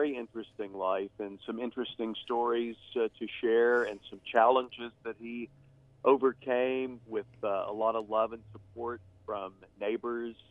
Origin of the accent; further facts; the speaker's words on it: Texas, United States; moved away; I'm from Texas and lived in Texas for quite a while